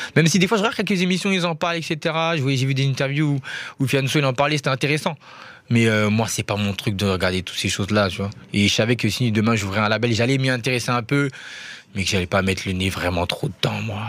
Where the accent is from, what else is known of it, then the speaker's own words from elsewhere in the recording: Paris, Île-de-France, France; Je suis né à Paris en plus. J'ai cette chance-là. J'ai grandi à Paris